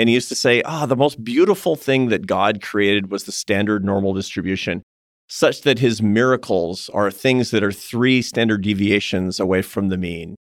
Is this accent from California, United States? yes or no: no; Seattle, Washington, United States; accent: West Coast; first language English; I'm from Seattle, Washington, and I grew up with a West Coast accent and English